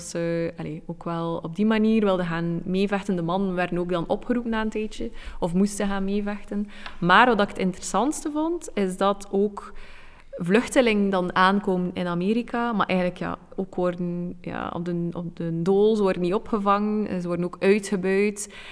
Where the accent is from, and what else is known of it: Belgium